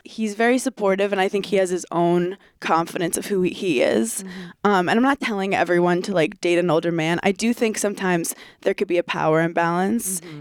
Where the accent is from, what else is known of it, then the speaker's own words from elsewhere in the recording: New York City, New York, United States; also born or lived in Wisconsin; I grew up in New York where like all my friends were funny